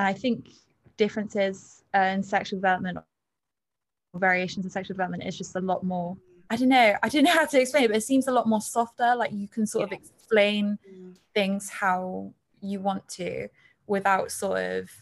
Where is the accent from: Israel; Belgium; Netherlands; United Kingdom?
United Kingdom; Bristol, South West England; I'm 22 and I'm from Bristol.